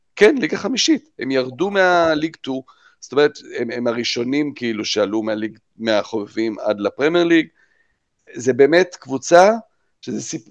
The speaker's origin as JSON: {"language": "Hebrew", "town": "Jerusalem", "region": "Jerusalem District", "country": "Israel", "tie": "born or raised there", "said": "אנחנו בירושלים גדלנו כולנו"}